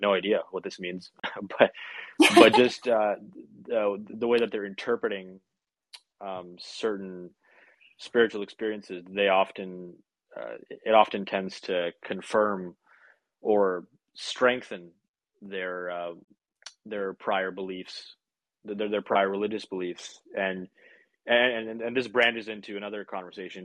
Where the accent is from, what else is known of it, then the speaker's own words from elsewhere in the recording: Vancouver, British Columbia, Canada; here in my hometown, lucky me, or a couple hours away from me technically, but in my area in Vancouver.